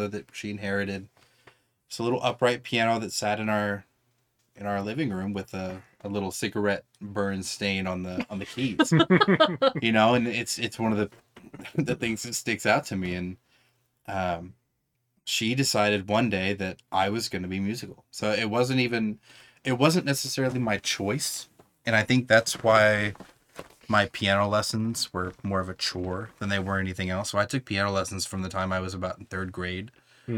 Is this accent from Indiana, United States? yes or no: yes; New Albany, Indiana, United States; moved away; also born or lived in Kentucky; I grew up in the New Albany area of Indiana, which is right across the river